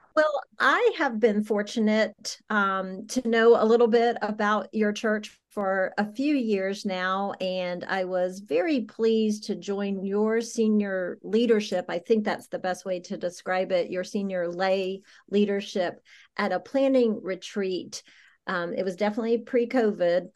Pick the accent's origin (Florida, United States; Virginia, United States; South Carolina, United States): South Carolina, United States; moved away; I grew up in South Carolina